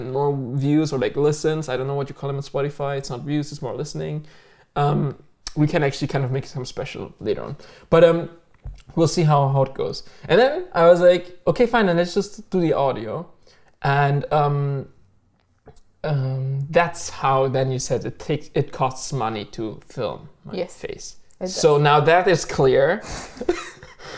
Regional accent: Germany; moved away as an adult; also born or lived in Turkey (ancestry); now in Canada; I moved to Canada like 4 years ago, and I'm from Germany. I was born and raised, but my parents are Turkish

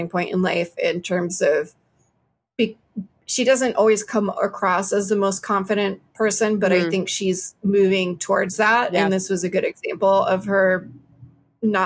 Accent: Alabama, United States; we're from Alabama. We were raised Southern Baptist

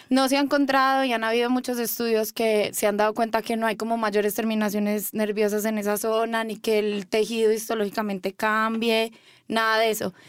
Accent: Medellín, Antioquia, Colombia; moved away as an adult; now in Mexico; Yo soy de Medellín, Colombia. Nací ahí y hace más o menos un año me vine a vivir acá a estudiar sexología.

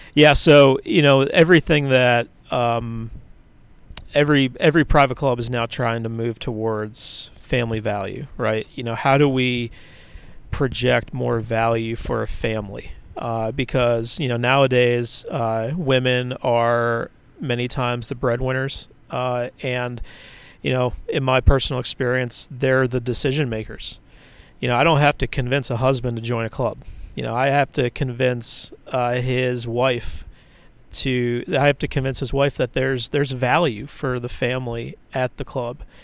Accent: Philadelphia, Pennsylvania, United States; my parents were both very active uh, in local politics where I grew up in Philadelphia

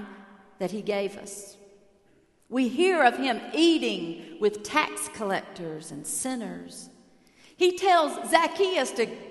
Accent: United States; as an American in Cuba

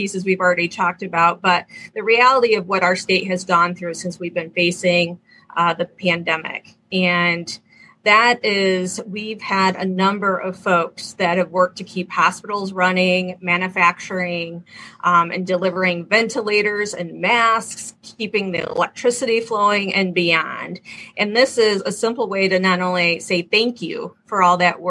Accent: Michigan, United States; I want to make sure my home state is at the cutting edge

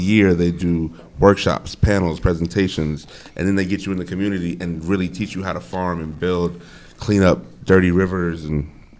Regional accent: New York, United States; As a New Yorker

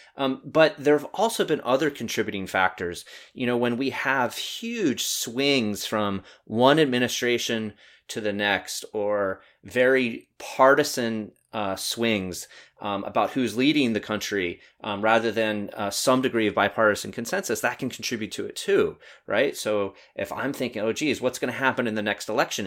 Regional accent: North Carolina, United States; moved away; growing up in North Carolina for a while

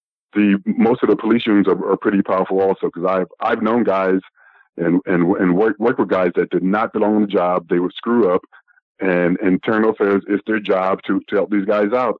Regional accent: Philadelphia, Pennsylvania, United States; being a black person growing up in Philadelphia

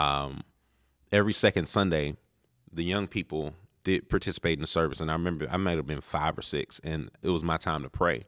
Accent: Prince George's County, Maryland, United States; also born or lived in Baltimore, Maryland; we had moved from Baltimore to Prince George's County

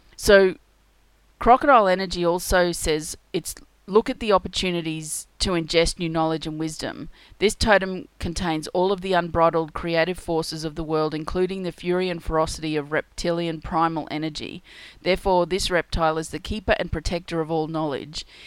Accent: Australia; being Australian, we have a lot of crocodiles

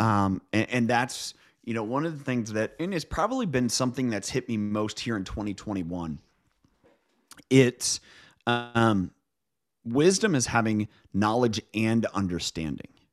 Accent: Midwest, United States; now in Pacific Northwest, United States; I grew up in the Midwest. I live now in the Pacific Northwest

